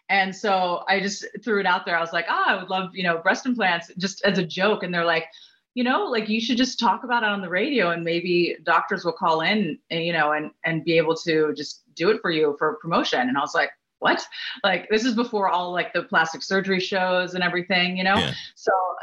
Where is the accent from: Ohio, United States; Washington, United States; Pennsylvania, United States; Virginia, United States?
Pennsylvania, United States; Pittsburgh; moved away as an adult; also born or lived in Los Angeles; I was from Pittsburgh